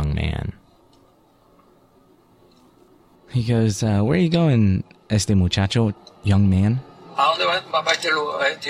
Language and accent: English; California, United States; I'm from here